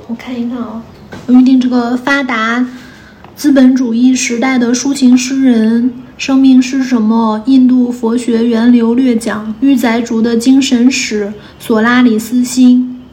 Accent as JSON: {"language": "Chinese", "area": "Dandong and Shenyang", "region": "Liaoning", "country": "China", "tie": "born or raised there", "also_born_or_lived": "Beijing / Hangzhou", "moved": "yes", "said": "我小时候的话，其实是，嗯，也有点纠定说，把就是丹东沈阳两两地在跑，嗯。然后所以我没有在任何一个地方待超过十几年这个样子。但我在北京已经待十五年了"}